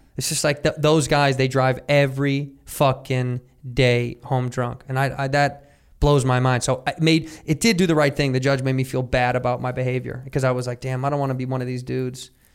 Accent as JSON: {"language": "English", "region": "Midwest", "country": "United States", "moved": "yes", "said": "I'm from the Midwest"}